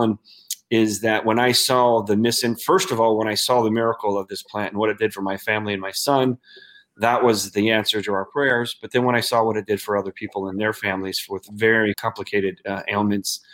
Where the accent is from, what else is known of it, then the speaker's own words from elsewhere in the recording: United States; here in our country